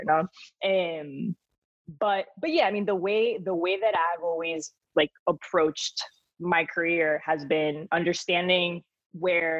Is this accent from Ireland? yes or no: no; Spain; accent: thick Spanish accent; moved away; also born or lived in Miami; I was born in Miami, but then grew up in Spain, and I developed this like crazy thick Spanish accent.